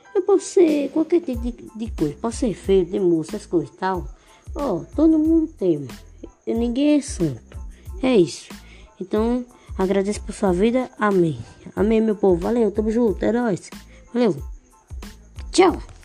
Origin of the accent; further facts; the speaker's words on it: Northeast Brazil, Brazil; Só nordestino sou. Só nordestino de Porto Iguaçu.